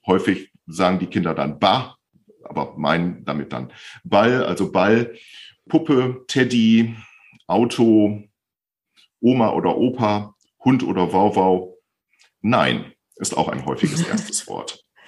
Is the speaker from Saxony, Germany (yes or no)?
no; Bielefeld, North Rhine-Westphalia, Germany; Ich bin 55 Jahre alt, komme aus Bielefeld und bin Logopäde.